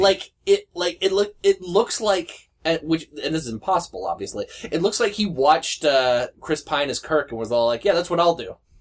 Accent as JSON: {"language": "English", "country": "Canada", "said": "I'm Canadian"}